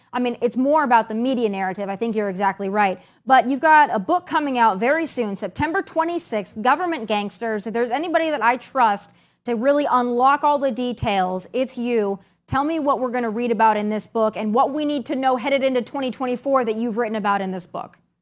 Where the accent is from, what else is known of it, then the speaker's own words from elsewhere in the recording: South Dakota, United States; moved away; that was my home state